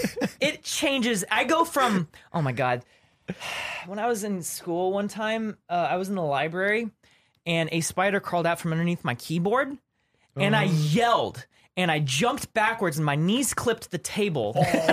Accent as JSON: {"language": "English", "region": "Louisiana", "country": "United States", "tie": "born or raised there", "said": "So I used to think it was because I grew up in Louisiana and they have these banana spiders there"}